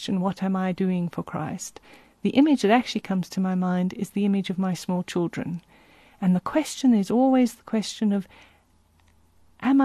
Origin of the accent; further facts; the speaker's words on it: South Africa; I think about growing up in South Africa